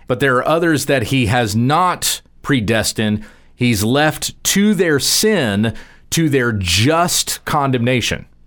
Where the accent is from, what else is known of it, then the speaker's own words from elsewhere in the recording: Texas, United States; I'm speaking as a Texan. We're here in the state of Texas